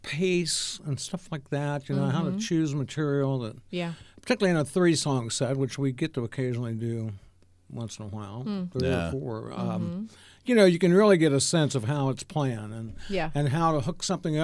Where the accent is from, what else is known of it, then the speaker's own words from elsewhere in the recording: Mount Sterling, Ohio, United States; also born or lived in Columbus, Ohio; I grew up in Mount Sterling, Ohio.